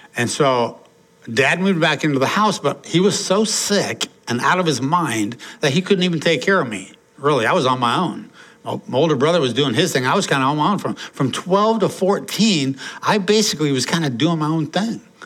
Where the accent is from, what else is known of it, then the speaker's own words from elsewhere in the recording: Portland, United States; when I was growing up in Portland, uh, mom, dad, and I had an older brother